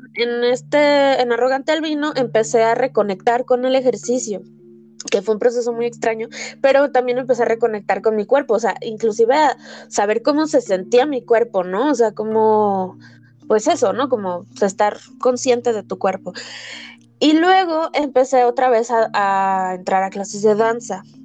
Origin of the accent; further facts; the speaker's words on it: Mexico; soy mexicana y vivo en el tercer mundo